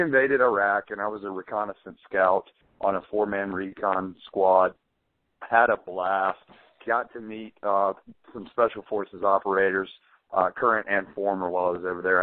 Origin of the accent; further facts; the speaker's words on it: Birmingham, Alabama, United States; I'd say Birmingham.